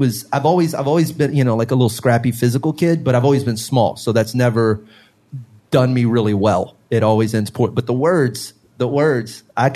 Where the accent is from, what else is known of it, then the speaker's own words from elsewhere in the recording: Beaumont, Texas, United States; also born or lived in Orange; we moved to Beaumont from Orange, and my mom proceeded to raise four boys as a single parent